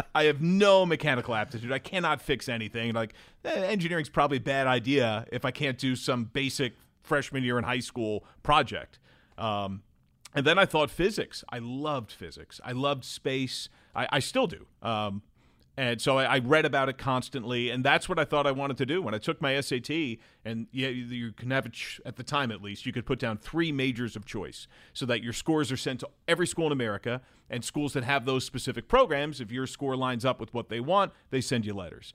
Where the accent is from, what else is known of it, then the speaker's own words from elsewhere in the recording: Brick, New Jersey, United States; moved away as an adult; also born or lived in Manhattan, New York / Edgewater, New Jersey / Delaware; now in Cincinnati, United States; I grew up in New Jersey, and I've lived in Delaware for the last fifteen years before moving to Cincinnati